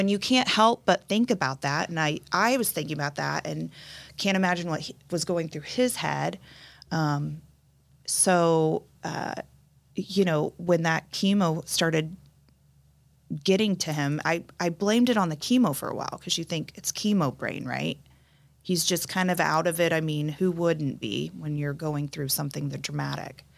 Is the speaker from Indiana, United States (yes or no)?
yes; Indianapolis, Indiana, United States; now in Carmel, United States; born and raised in Indianapolis